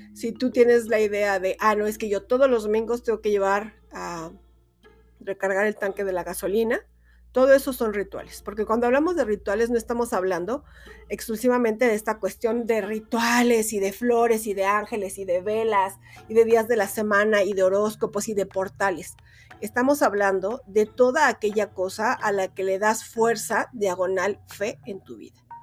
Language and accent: Spanish; Mexico; es lo que más conocemos como mexicanos